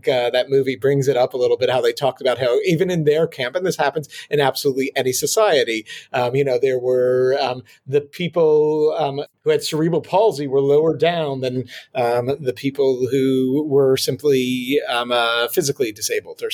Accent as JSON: {"language": "English", "country": "Israel", "tie": "born or raised there", "moved": "yes", "lives_now": "New York, United States", "said": "I was born in New York, then grew up in Israel, and have been back in New York for over 20 years."}